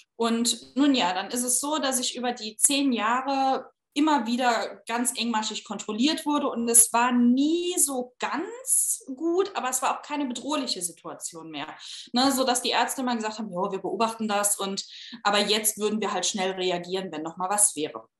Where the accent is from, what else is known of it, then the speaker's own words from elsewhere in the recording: Saarbrücken, Saarland, Germany; also born or lived in Berlin; Ich komme aus äh, Saarbrücken, habe eine Zeit lang in Berlin gewohnt, bin dann äh, ins Saarland wieder zurückgezogen